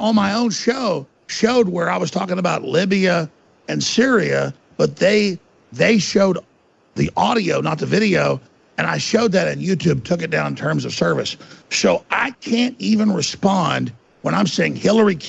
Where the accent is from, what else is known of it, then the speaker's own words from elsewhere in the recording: United States; I'm an American. I'm literally a red, white, and blue flaming American.